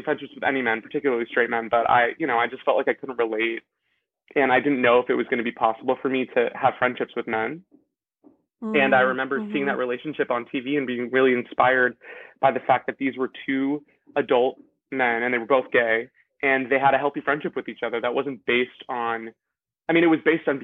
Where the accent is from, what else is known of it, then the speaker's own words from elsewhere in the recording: Los Angeles, California, United States; I'm joining you from Los Angeles, California, where I'm from